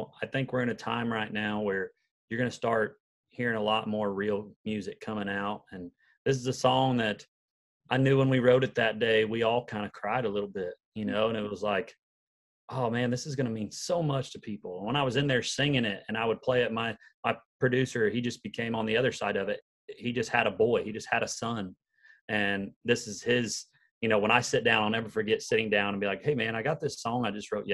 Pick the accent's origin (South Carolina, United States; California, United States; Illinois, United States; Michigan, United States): Illinois, United States; Patoka; moved away as an adult; now in Nashville, United States; I grew up in a little town in southern Illinois called Patoka, and it's a town of about 500 people